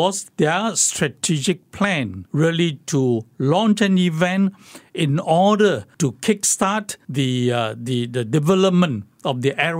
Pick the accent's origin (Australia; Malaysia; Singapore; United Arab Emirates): Singapore; And I told them I'm from Singapore. And they asked me, which part of China were you from? I said, no. I was not from China.